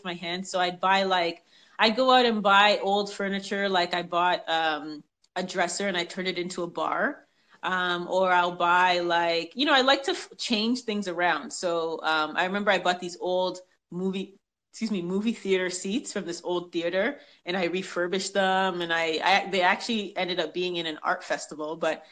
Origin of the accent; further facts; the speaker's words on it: Toronto, Ontario, Canada; born there; Oh, gosh. Well, I was born in Toronto. I was born in Toronto. We moved around a lot.